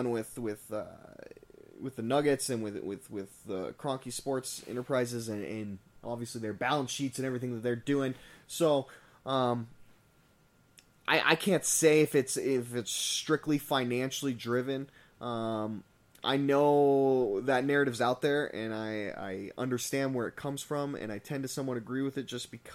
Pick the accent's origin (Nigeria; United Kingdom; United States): United States; Colorado Springs, Colorado; growing up in Colorado Springs